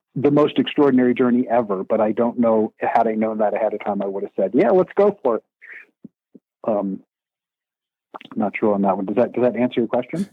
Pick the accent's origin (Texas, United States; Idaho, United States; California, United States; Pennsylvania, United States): Pennsylvania, United States; Eastern; moved away; also born or lived in New York City / Arizona / San Diego; I grew up in Eastern Pennsylvania, lived in New York City for a while, um, lived in Arizona